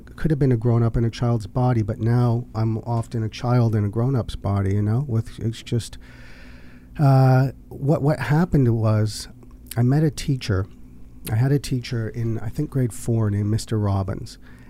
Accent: Canada; also born or lived in Los Angeles, United States; Dual citizen. I identify as Canadian.

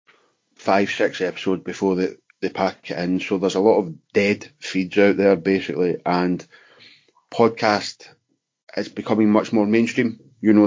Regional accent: Glasgow, Scotland, United Kingdom; I'm from Glasgow

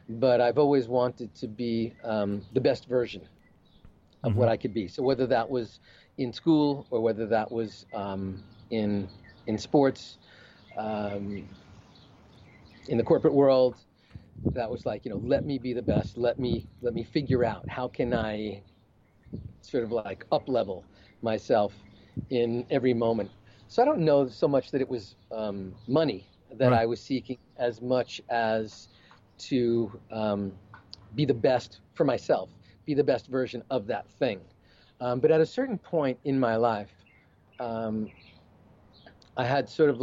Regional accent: New York, United States; I grew up in New York

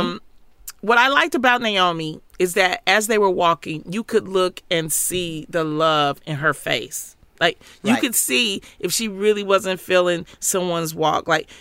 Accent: Detroit, Michigan, United States; growing up in Detroit

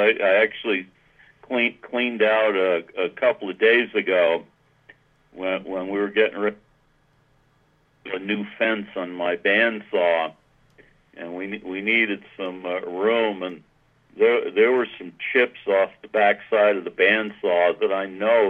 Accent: New England, United States; And growing up in New England, I was exposed to an Ivy style of dress, and it just carried over.

